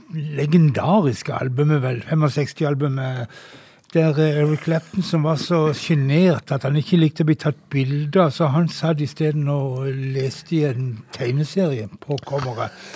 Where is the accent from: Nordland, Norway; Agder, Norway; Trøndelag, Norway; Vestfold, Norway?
Agder, Norway; Flekkefjord; når jeg var en ung mann og gikk på fester hjemme i Flekkefjord